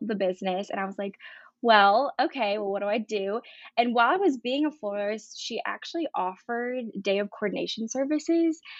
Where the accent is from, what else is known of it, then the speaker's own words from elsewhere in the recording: Brevard, North Carolina, United States; I'm from Brevard, North Carolina.